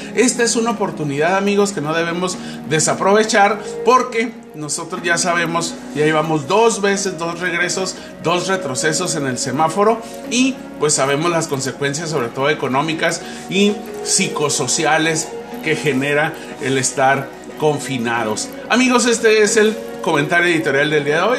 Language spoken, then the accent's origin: Spanish; Mexico; como buen mexicano